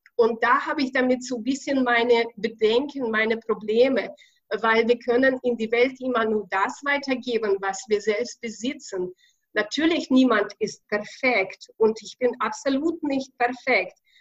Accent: Ukraine; accent: Russian; German is a second language; moved away as an adult; also born or lived in Kazakhstan / Russia; now in Bavaria, Germany; ich bin in Kasachstan ge geboren, in Ukraine aufgewachsen, dann habe ich in Russland ein bisschen gelebt

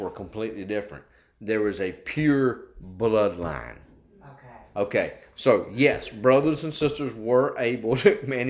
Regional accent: West Virginia, United States; I was going to say we come from West Virginia, but I thought that's going to get me in trouble, because we got folks from West Virginia.

